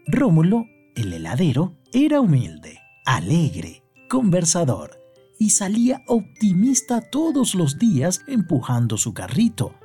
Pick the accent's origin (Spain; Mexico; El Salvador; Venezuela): Venezuela; quienes nacimos en Venezuela